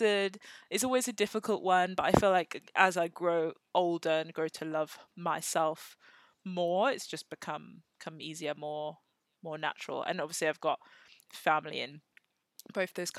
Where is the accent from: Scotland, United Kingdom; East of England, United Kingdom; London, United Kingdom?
East of England, United Kingdom; Cambridge; growing up in Britain as a British citizen, but having Nigerian and Zimbabwean parents